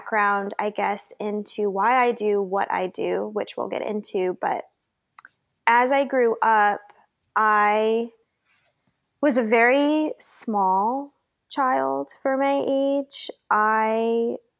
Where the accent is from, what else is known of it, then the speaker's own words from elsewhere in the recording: Downers Grove, Illinois, United States; I grew up in Downers Grove, Illinois, a sort of little middle class Midwestern town where everyone knows everyone